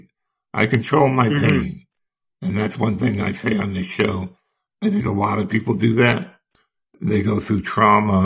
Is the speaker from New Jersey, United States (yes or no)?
yes; New Jersey, United States; in New Jersey, my home state.